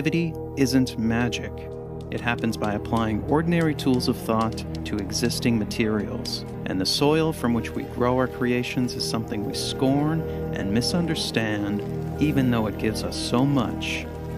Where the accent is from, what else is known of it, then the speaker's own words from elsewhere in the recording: Canada; now in United States; I am originally Canadian, but I now live in the United States